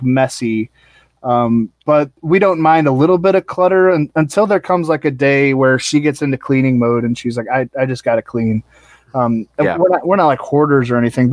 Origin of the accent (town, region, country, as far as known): St. Louis, Missouri, United States; born or raised there; also born or lived in Alexandria, Virginia / Arlington, Virginia / Dayton, Ohio